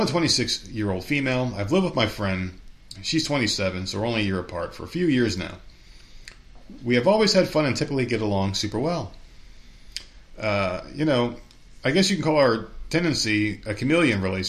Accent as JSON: {"language": "English", "region": "New Jersey", "country": "United States", "tie": "born or raised there", "also_born_or_lived": "New York", "moved": "yes", "said": "when I was growing up in Jersey"}